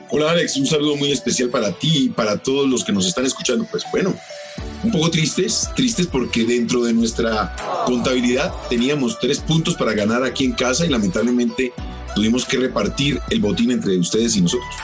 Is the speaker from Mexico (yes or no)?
no; Colombia; Y nosotros como colombianos